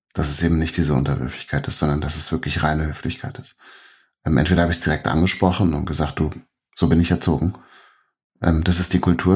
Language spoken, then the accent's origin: German; Berlin, Germany; moved away as an adult; also born or lived in New York; ich bin selber als Berliner